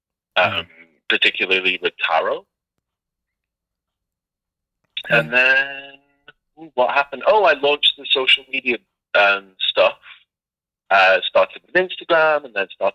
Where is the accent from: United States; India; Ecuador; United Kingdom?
United Kingdom; Liverpool, North West England; I'm from Liverpool, you know, which is a fantastic city.